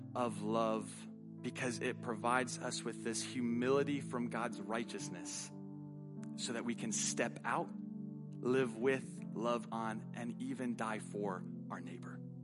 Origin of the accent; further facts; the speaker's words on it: United States; our right as an American